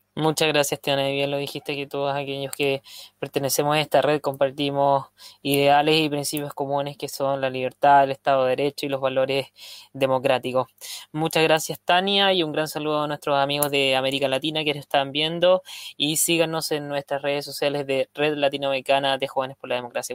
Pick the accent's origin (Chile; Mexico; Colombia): Chile; en mi país, en Chile